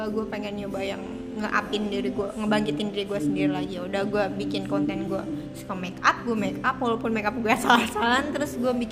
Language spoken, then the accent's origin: Indonesian; Bekasi, West Java, Indonesia